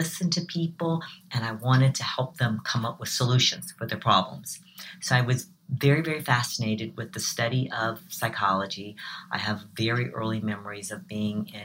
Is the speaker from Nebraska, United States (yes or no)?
no; South Carolina, United States; So I'm a Southerner. I'm from South Carolina